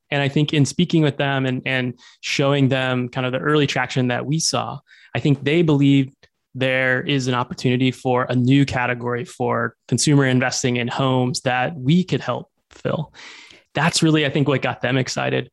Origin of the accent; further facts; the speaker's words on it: Arkansas, United States; moved away as an adult; also born or lived in Bay Area; now in Seattle, United States; I grew up in Arkansas